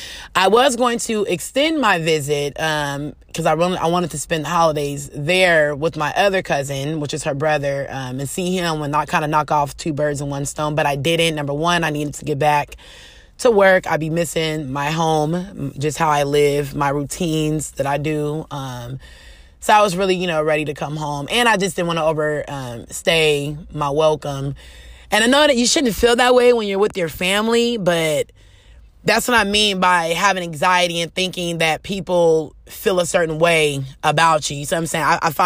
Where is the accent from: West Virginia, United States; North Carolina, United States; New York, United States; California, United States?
California, United States; especially me coming from Cali. I'm a Californian girl. I'm used to diversity around me, no matter.